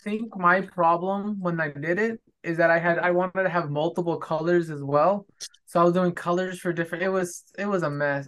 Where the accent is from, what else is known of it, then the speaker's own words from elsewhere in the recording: California, United States; now in Texas, United States; growing up in California